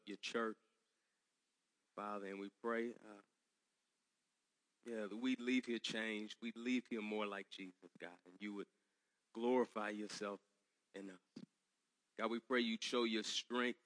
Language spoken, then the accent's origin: English; Dallas, Texas, United States; I'm from Texas, I grew up in Dallas.